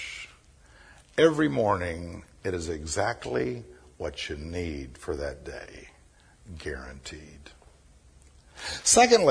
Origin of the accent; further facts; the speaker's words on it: Birmingham, Alabama, United States; I was raised down here on Southside in Birmingham when I was a little urchin